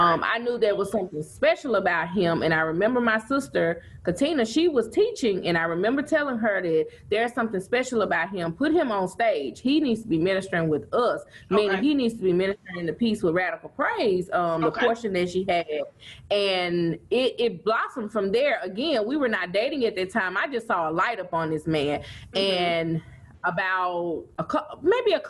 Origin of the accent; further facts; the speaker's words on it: Vicksburg, Mississippi, United States; I am from Vicksburg, where I currently still live and reside